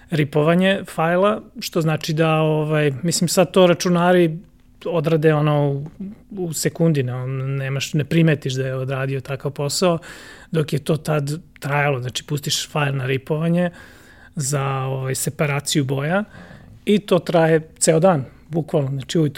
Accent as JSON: {"language": "Croatian", "town": "Zrenjanin", "region": "Vojvodina", "country": "Serbia", "tie": "born or raised there", "said": "rođen sam u Zrenjaninu"}